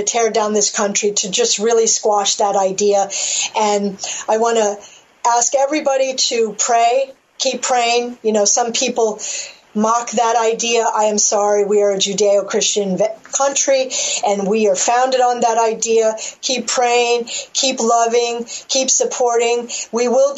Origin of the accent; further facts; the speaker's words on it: United States; I'm an American